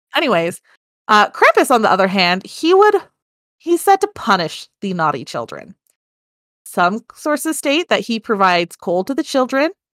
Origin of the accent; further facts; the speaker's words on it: United States; I'm American.